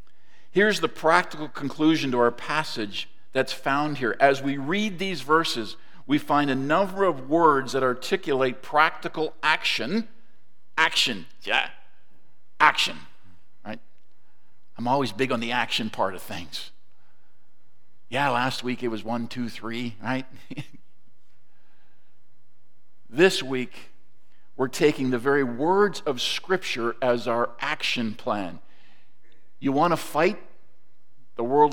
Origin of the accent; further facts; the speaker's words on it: Toronto, Ontario, Canada; also born or lived in Mississauga; now in Georgetown, Canada; Growing up in Toronto, which is where I grew up, and then moved to Mississauga